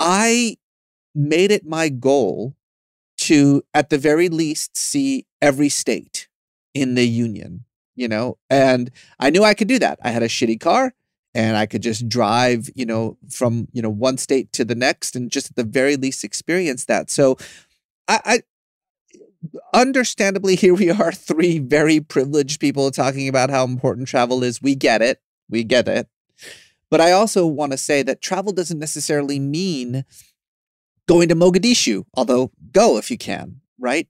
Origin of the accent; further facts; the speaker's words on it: Tehran, Tehran Province, Iran; now in Los Angeles, United States; I was born in Iran